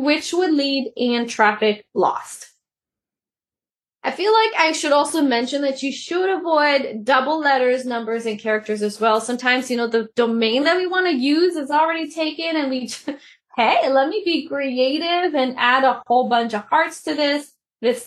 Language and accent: English; Canada; I'm Canadian